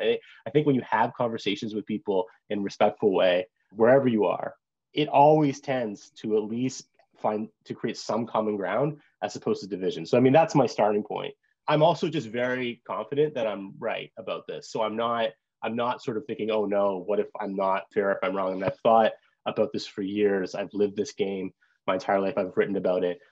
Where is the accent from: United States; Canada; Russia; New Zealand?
Canada; Brampton, Ontario; moved away as an adult; I grew up in Brampton, which is one of the most diverse hockey or diverse cities in, in Canada.